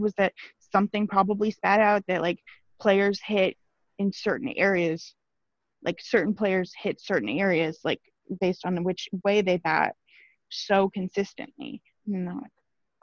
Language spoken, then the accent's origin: English; Omaha, Nebraska, United States; I'm from the Omaha area